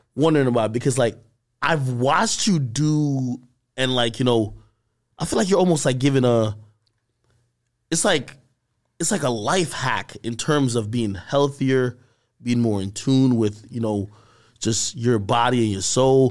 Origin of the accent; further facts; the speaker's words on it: Jamaica; I'm a Jamaican